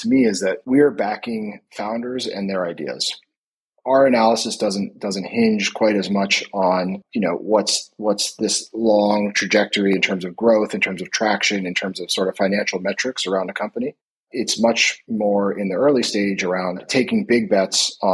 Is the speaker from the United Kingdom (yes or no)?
no; Philadelphia, Pennsylvania, United States; moved away as an adult; also born or lived in New York / Palo Alto; now in Norway; So I am originally from the U.S., originally from Philadelphia, live now in Norway